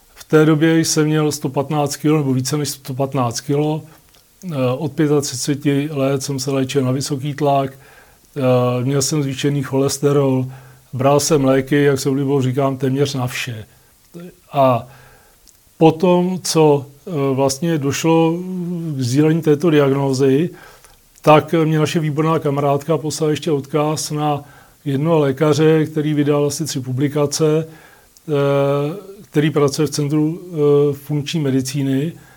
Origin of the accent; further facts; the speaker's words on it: Litoměřice, Ústí nad Labem Region, Czechia; jsem z Litoměřic